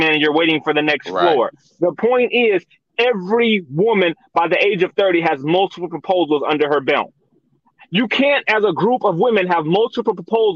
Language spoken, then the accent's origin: English; Minnesota, United States; I'm from Minnesota